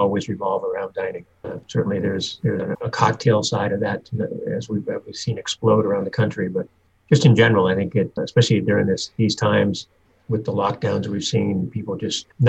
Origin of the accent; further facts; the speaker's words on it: Newton, Massachusetts, United States; moved away as an adult; also born or lived in Miami / Los Angeles / Dallas; now in Michigan, United States; I am initially from the East Coast, just outside of Boston in Newton, Massachusetts. Grew up there